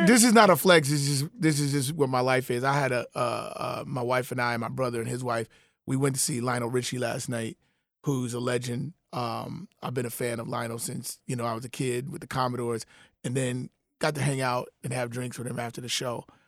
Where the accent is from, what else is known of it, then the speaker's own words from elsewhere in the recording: Chicago, Illinois, United States; I'm a Chicagoan